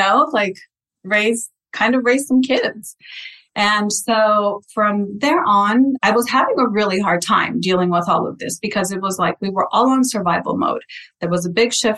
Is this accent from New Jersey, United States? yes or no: no; Santa Paula, California, United States; first language Spanish; English is a second language; I was born and raised in Santa Paula, California.